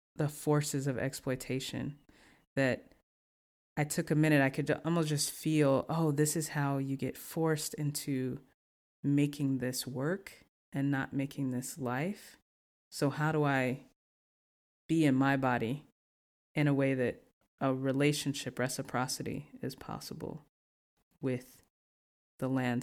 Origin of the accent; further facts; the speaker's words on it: the South, United States; I'm from the South